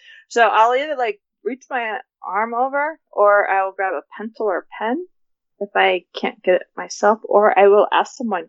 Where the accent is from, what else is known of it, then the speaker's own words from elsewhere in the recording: the West, United States; I'm from the West.